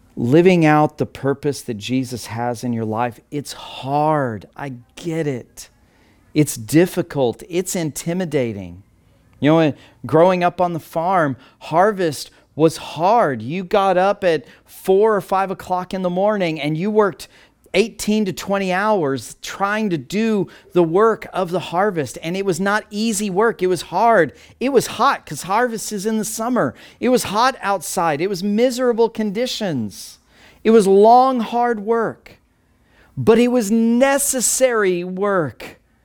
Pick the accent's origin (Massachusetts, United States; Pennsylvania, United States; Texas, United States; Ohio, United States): Texas, United States; Texas Panhandle, United States; I grew up in the Texas Panhandle in the middle of cattle country and wheat